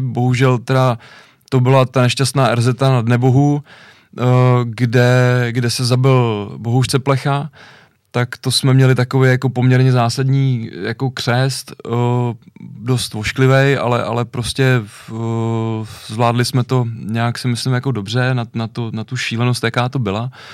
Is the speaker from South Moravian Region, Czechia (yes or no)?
no; Ovčáry, Central Bohemian Region, Czechia; u nás hmm. v Ovčárech